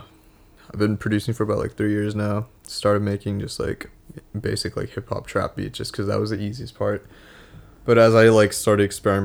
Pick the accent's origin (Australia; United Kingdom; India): India; also born or lived in Singapore; now in Chicago, United States; growing up in India